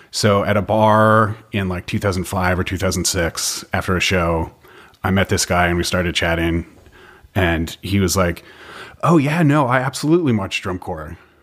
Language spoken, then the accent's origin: English; Gill, Massachusetts, United States; moved away; Gill is close to nothing. my high school is on a map of Massachusetts and my town isn't. It's that small.